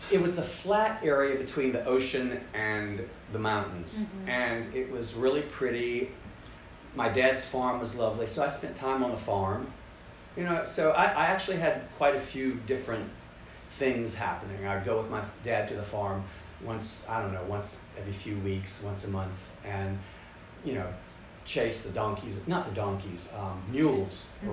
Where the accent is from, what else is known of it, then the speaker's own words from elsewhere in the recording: North Carolina, United States; moved away; also born or lived in Richmond, Virginia; I had been born in Richmond mm-hmm. and grown up in North Carolina